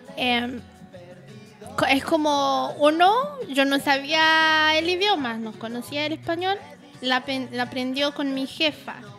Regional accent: Haiti; now in Chile; cosas que no tienen aquí en Chile que extraño mucho en mi país

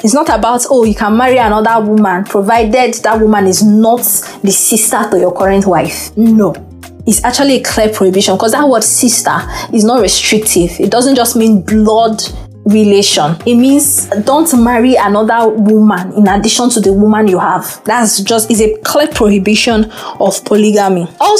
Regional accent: Nigeria; I refer to Nena as my sister because we are both from Igbo, you know.

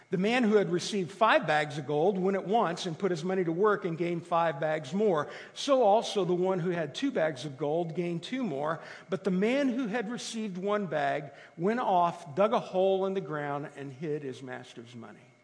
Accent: Italy; moved away; I grew up in Italy

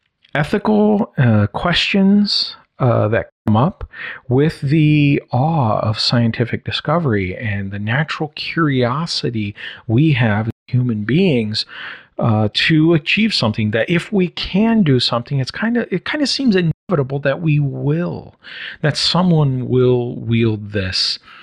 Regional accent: Brazil; also born or lived in United States; I was living in Brazil because I was born in South America in Brazil, where my parents were missionaries. And at this point, I had returned from living for a year in the U.S.

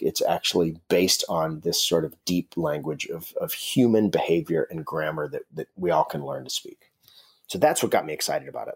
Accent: Alaska, United States; I grew up in Alaska

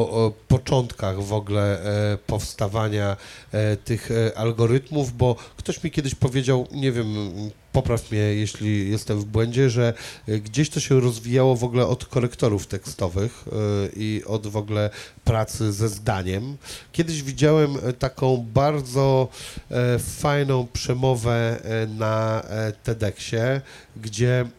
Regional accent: Szczecin, West Pomeranian Voivodeship, Poland; A potem e, mieszkałem na Żelechowie długo, a potem mieszkałem na Niebuszewie, a w ogóle uważam, że jestem z całego Szczecina.

